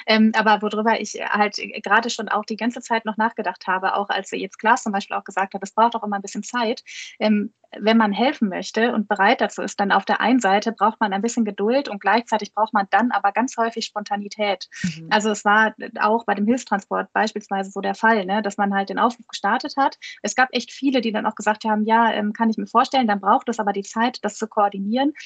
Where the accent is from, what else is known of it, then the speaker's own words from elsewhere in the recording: Ruhr area, North Rhine-Westphalia, Germany; hier bei uns im Ruhrgebiet